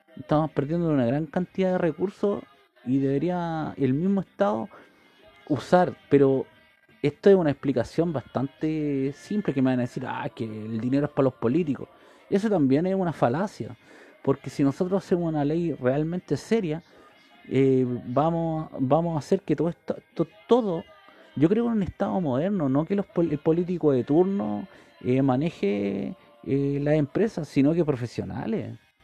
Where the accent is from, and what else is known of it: Chile